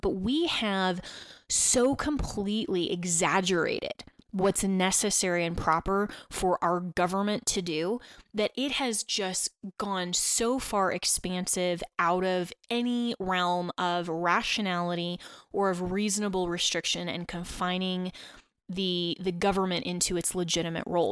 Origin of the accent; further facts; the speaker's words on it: Colorado, United States; also born or lived in Washington, D.C.; the great state of Colorado, um, my home state, and, uh, where I grew up